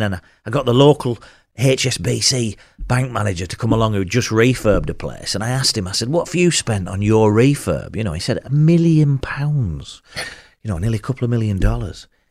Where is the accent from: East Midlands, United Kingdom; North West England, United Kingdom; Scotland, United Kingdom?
North West England, United Kingdom; Burnley; I'm from Burnley